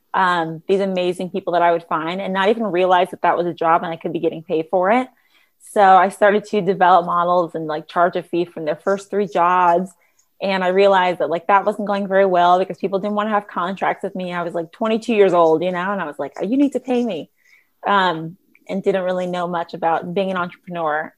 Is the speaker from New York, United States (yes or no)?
no; Los Angeles, California, United States; growing up in Los Angeles